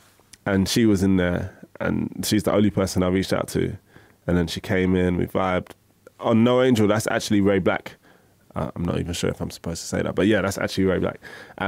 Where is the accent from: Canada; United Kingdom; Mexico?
United Kingdom; London; Even though I'm from Woolwich, shout out big time, Southeast.